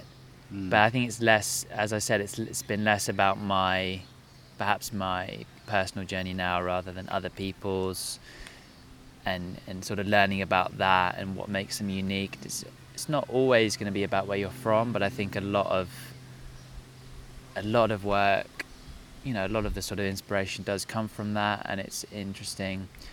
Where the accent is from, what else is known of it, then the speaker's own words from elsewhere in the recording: Sussex, South East England, United Kingdom; I am from Sussex